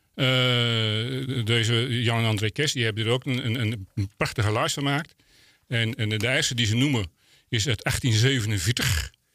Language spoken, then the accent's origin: Dutch; Volendam, North Holland, Netherlands; wij als Volendammers